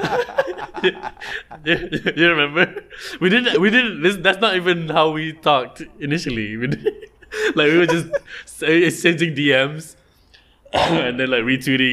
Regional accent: Johor, Malaysia; I'm from Johor

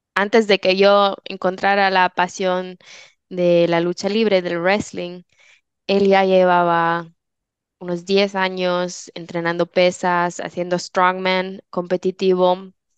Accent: Switzerland; moved away; soy de Suiza

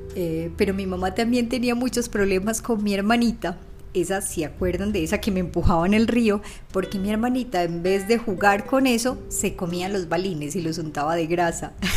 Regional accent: Valledupar, Cesar, Colombia; also born or lived in Ciudad Bolívar, Antioquia; Valledupar en mi anterior primer podcast porque fue la ciudad donde viví mi infancia y quizás mi adolescencia

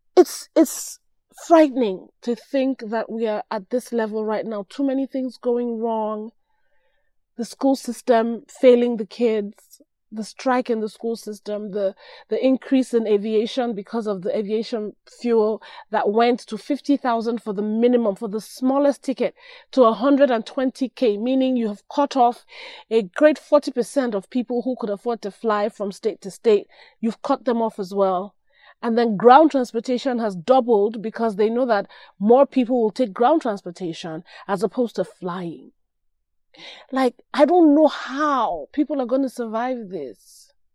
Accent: Nigeria; moved away; I'm Nigerian

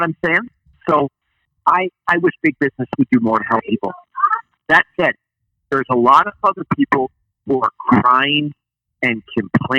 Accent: Canada; I'm Canadian, so I sometimes use words that people don't understand. Like I call a couch Chesterfield or I call a remote control a converter

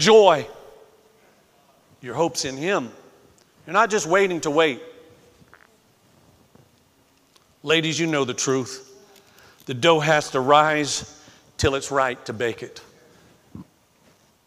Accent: Florida, United States; moved away; growing up in Florida

